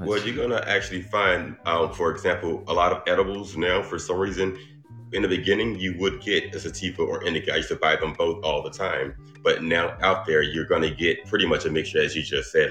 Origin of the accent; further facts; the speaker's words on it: Dublin, Georgia, United States; I'm from Dublin, Georgia.